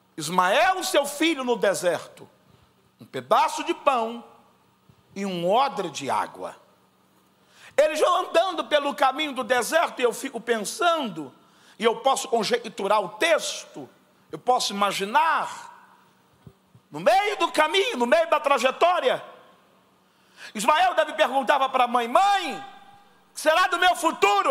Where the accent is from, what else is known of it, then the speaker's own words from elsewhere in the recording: Brazil; eu sou lá da Baixada